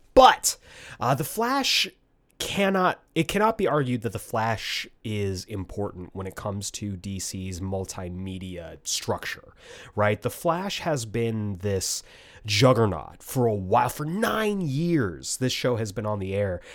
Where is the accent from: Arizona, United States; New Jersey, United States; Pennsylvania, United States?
Arizona, United States; Tucson; we come from Tucson, Arizona